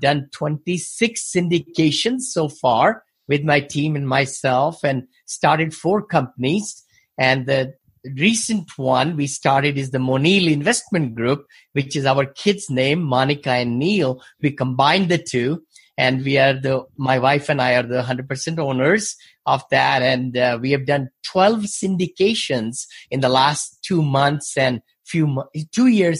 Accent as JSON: {"language": "English", "country": "India", "moved": "as an adult", "lives_now": "United States", "said": "I came from India originally."}